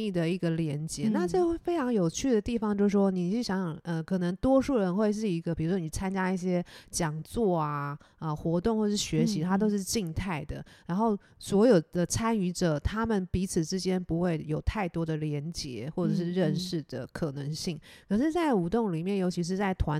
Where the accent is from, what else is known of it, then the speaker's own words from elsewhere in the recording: Taiwan; 我我是台湾人。